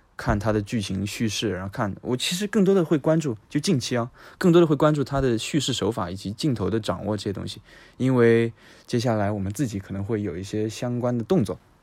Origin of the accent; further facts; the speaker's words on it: Yancheng, Jiangsu, China; 我的老家在盐城